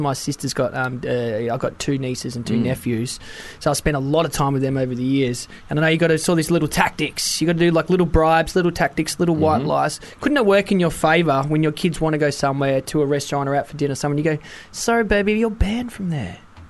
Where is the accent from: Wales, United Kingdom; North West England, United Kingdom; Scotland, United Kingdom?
Wales, United Kingdom; Oh, no, I'm Welsh.